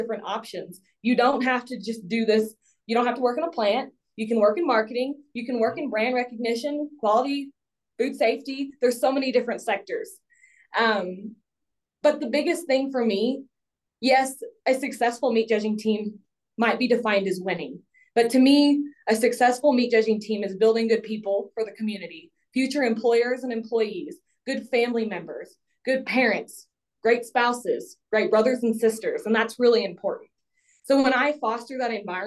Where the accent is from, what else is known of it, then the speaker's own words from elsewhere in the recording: Hill Country of Texas, United States; I'm from the Hill Country of Texas. I grew up on a farm.